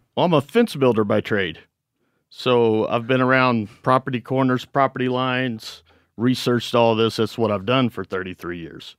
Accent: Missouri, United States; We're from Missouri.

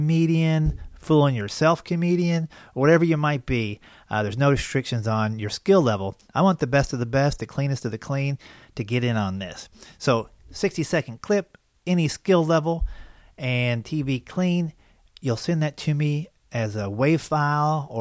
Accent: Versailles, Kentucky, United States; also born or lived in West Virginia; I grew up in Versailles, Kentucky

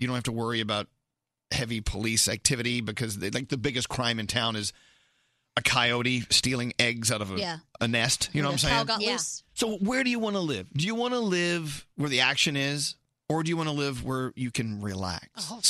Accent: McKinney, Texas, United States; now in New York City, United States; I'm from Dallas, Texas, actually McKinney, Texas, a small little town outside of the little town.

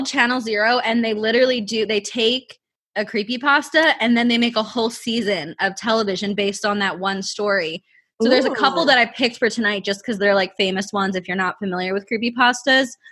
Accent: Pennsylvania, United States; I'm from Pennsylvania

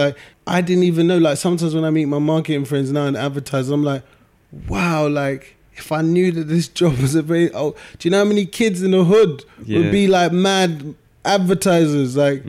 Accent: Nigeria; you can't be a doctor, a lawyer, or an accountant because I'm Nigerian.

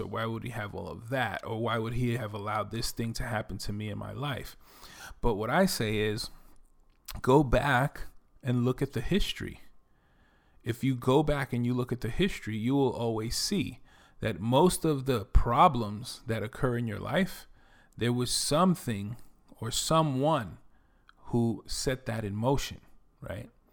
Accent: New York City, New York, United States; accent: New York; moved away as an adult; also born or lived in Dominican Republic; now in Texas, United States; I'm originally from the Bronx, New York. You can probably tell that I'm from New York from my accent

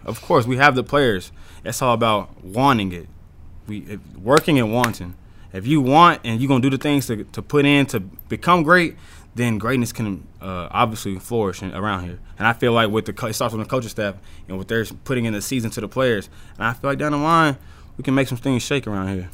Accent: Dallas, Texas, United States; moved away; I'm from Dallas

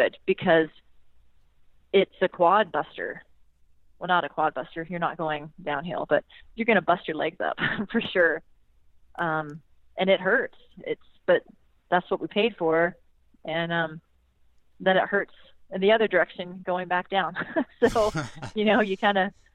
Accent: South Carolina, United States; my hometown in South Carolina

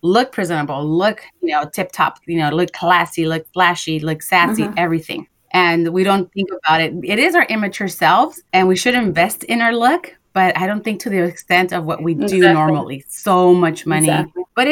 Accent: Los Angeles, California, United States; We're both girls from Watts, went to private schools

